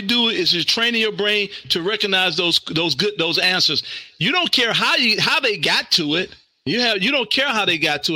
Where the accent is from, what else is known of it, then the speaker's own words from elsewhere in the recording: Mississippi, United States; I'm from Mississippi